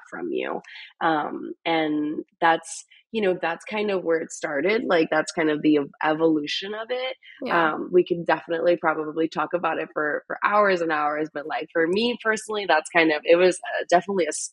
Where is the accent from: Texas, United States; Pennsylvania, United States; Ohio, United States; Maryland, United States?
Pennsylvania, United States; Philadelphia; moved away as an adult; also born or lived in Chicago; now in Austin, United States; I'm from Philadelphia.